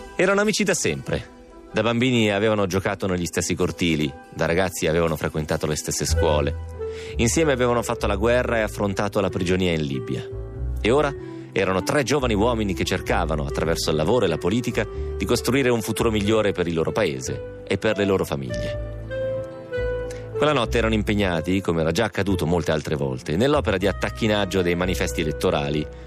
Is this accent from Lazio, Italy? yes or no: no; Romentino, Piedmont, Italy; al mio paese